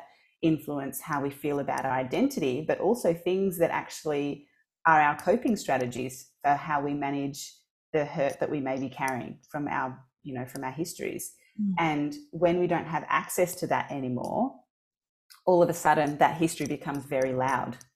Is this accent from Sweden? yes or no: no; Australia; also born or lived in Mozambique / Portugal; I was born in Mozambique. And when I was very young, when I was about 4 months old, I left Mozambique and went to Portugal with my grandmother without my parents, because at that time there was war. And then I lived in Portugal for about 4 years. And then I came to Australia